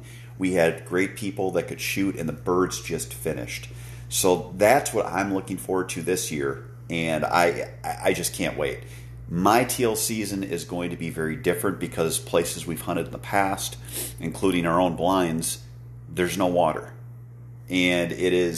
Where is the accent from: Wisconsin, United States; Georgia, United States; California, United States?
Wisconsin, United States; here in my home state of Wisconsin